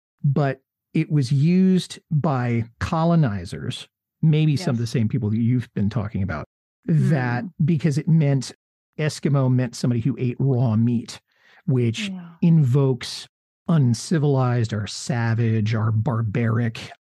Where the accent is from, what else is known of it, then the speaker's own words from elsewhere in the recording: United States; growing up in the United States